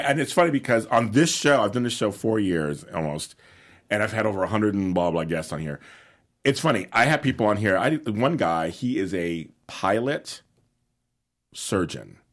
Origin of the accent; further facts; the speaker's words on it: Los Angeles, California, United States; I grew up in South Central